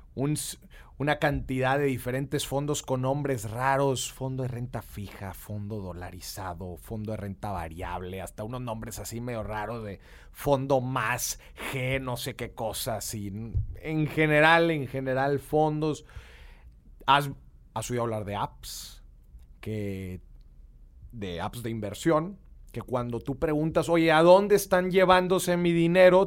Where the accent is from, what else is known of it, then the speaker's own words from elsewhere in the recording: Monterrey, Nuevo León, Mexico; accent: regio; Poncho y yo somos de Monterrey. Este, y pues somos acá bien regios. Yo creo que yo tengo más acento que el buen Poncho